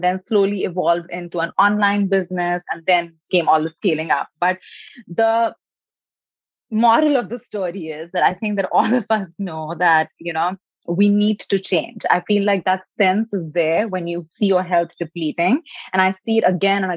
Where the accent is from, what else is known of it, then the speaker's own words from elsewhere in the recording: India; moved away as an adult; now in California, United States; I was born in India, so a country where education and success and doing more and resting less is definitely like a badge of honor.